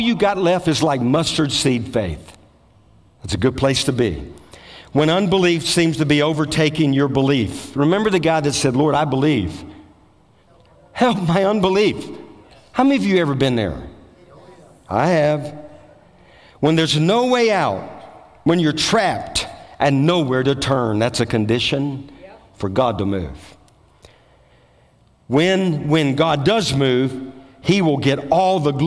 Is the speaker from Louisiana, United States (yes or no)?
yes; Bogalusa, Louisiana, United States; I'm from Bogalusa, Louisiana